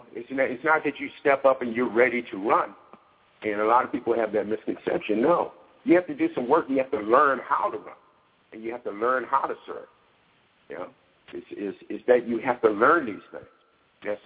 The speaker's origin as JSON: {"language": "English", "town": "Baltimore", "region": "Maryland", "country": "United States", "tie": "born or raised there", "also_born_or_lived": "Denver", "moved": "yes", "said": "I was a kid growing up in Baltimore"}